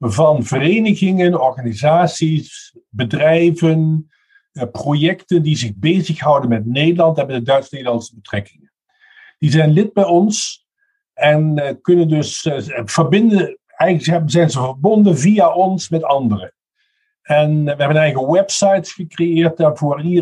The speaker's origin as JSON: {"language": "German", "country": "Netherlands", "also_born_or_lived": "Münster, Germany", "second_language": "German", "moved": "as an adult", "said": "Ich bin Niederländer vom, von der Nationalität"}